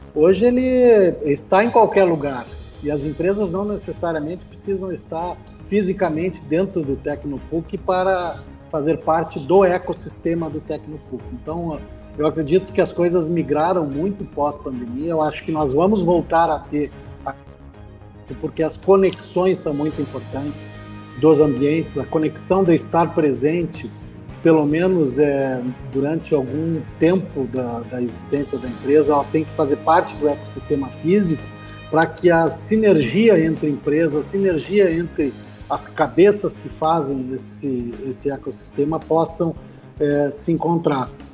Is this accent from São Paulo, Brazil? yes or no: no; Santa Maria, Rio Grande do Sul, Brazil; moved away as an adult; also born or lived in Florianópolis / Uberlândia; nascido e criado em Santa Maria, é, saí para estudar, passei por Florianópolis